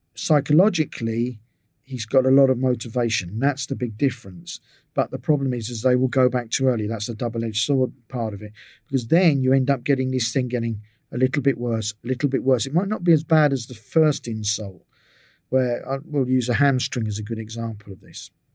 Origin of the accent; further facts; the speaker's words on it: England, United Kingdom; moved away as an adult; also born or lived in Israel; I was from England